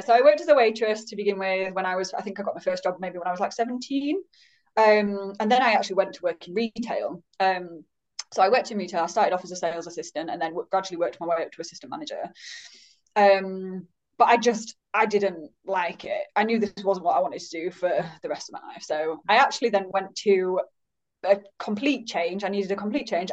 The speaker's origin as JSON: {"language": "English", "region": "Yorkshire and the Humber", "country": "United Kingdom", "also_born_or_lived": "Leeds", "said": "I'm based in Leeds, so I'm a Yorkshire lass"}